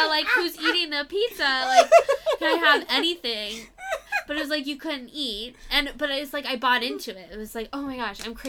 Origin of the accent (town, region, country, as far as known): Florida, United States